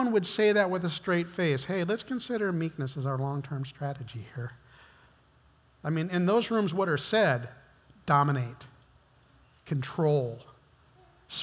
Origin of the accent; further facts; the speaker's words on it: United States; I've been American all my life